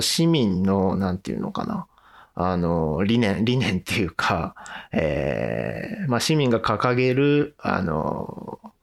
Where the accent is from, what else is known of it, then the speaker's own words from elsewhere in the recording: Sanjo, Niigata, Japan; moved away as an adult; now in Maebashi, Japan; 生まれは新潟でして、うんうん、えー、高校卒業まではあの新潟県の三条